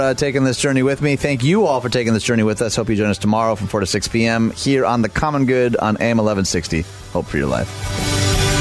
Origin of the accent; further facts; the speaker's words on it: Michigan, United States; Michigan, my home state